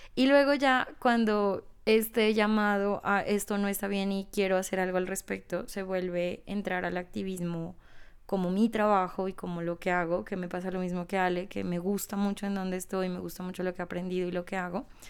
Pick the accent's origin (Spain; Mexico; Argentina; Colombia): Colombia; Ipiales, Nariño; en una ciudad pequeña como Ipiales, de donde yo soy